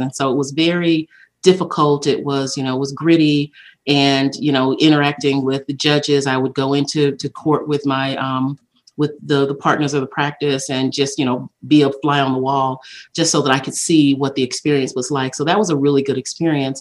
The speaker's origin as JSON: {"language": "English", "town": "Laurel", "region": "Mississippi", "country": "United States", "tie": "born or raised there", "said": "I was born in Laurel, Mississippi, and my mom was married young, and I grew up"}